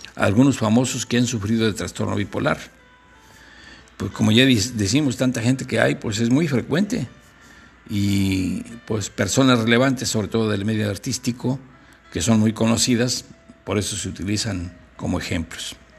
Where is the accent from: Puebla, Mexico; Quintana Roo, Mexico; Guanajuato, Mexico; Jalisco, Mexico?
Guanajuato, Mexico; de mi tierra allá de Guanajuato